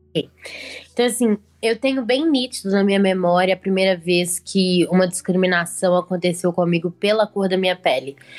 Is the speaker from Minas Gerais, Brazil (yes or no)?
yes; Belo Horizonte, Minas Gerais, Brazil; eu sou de Belo Horizonte, tenho 22 anos